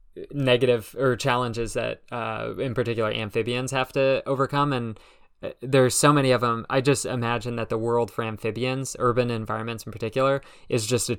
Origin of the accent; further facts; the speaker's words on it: California, United States; now in Burlington, United States; And so I grew up out in California in a suburb of LA, and it's kind of interesting.